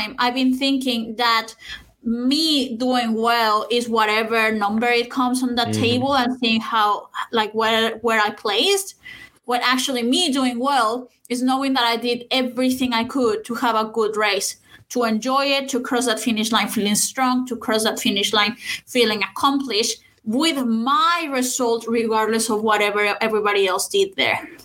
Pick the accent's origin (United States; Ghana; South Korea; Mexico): Mexico; Saltillo, Coahuila; my hometown in Saltillo, which is in Mexico.